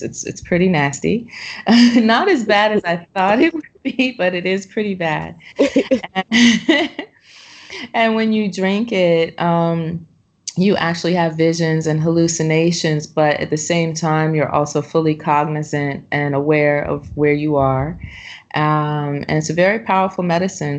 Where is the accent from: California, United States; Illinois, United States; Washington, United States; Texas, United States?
California, United States; Los Angeles; now in Ubud, Indonesia; I'm from Los Angeles, California